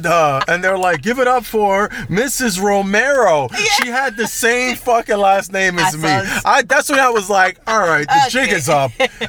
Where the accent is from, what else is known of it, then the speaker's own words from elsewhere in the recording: Orlando, Florida, United States; I'm from Orlando.